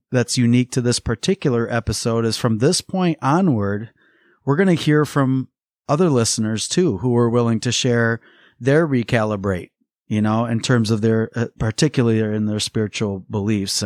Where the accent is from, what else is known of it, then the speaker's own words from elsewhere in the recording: West Michigan, United States; the area in which we grew up in West Michigan